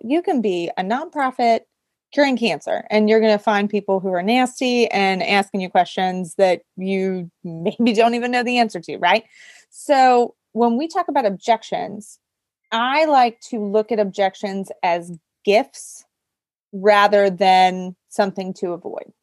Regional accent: near Pittsburgh, Pennsylvania, United States; I am originally from a very small town outside of Pittsburgh, Pennsylvania

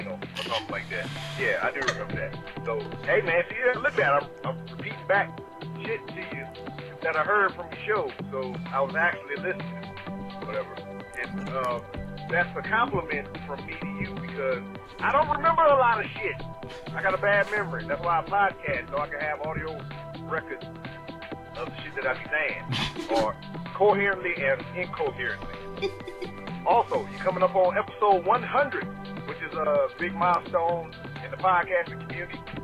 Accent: United States; I'm American

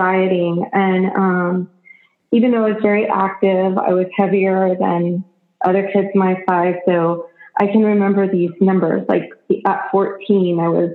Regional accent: Austin, Texas, United States; I grew up in Austin, Texas

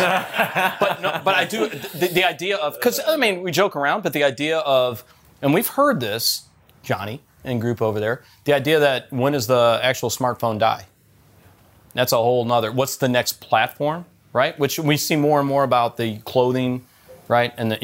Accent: Detroit, Michigan, United States; I grew up in Detroit

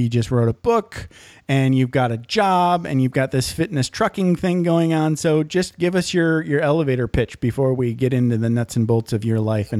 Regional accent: Menominee, Michigan, United States; I grew up in Menominee, Michigan, so I get it.

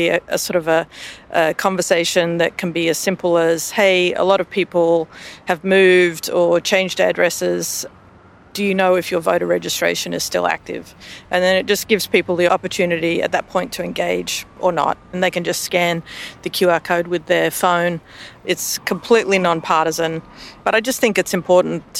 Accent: Australia; now in United States; you can probably tell from my voice, I'm Australian in origin

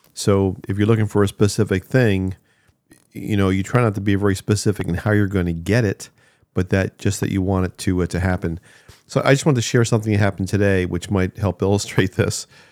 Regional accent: New Jersey, United States; moved away; I grew up in New Jersey there

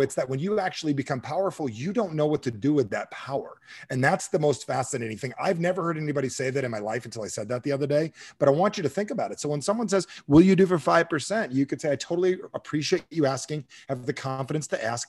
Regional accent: New Jersey, United States; I'm from Jersey.

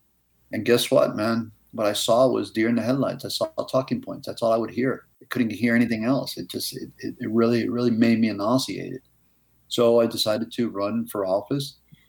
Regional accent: New York, United States; now in Miami, United States; I'm originally from New York, like that guy over there, Andy Mattis. I came into Miami in the 70s

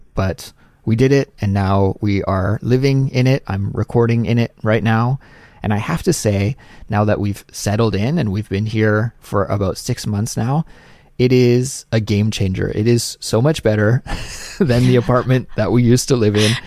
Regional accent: Canada; moved away; my life in Canada

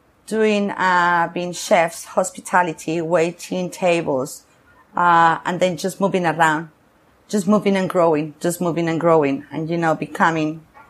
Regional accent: San Sebastian, Basque Country, Spain; English is a second language; moved away as an adult; also born or lived in Costa Rica / Dublin, Ireland / Barcelona, Spain / San Francisco, United States; now in Nicaragua; I feel very Basque because I was, you know, I grew up in there, like when I was 11, 12, 13, blah, blah, blah. So I get drunk and funny and parties and my best friends, which they still are. I did everything in San Sebastian, okay. Donostia.

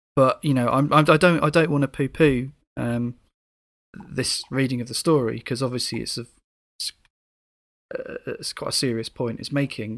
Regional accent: United Kingdom; being a Brit

